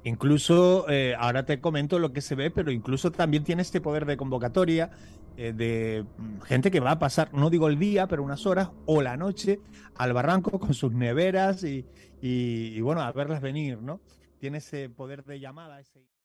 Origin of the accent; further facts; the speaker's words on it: Canary Islands, Spain; digo cañizo y no cañizo porque soy canario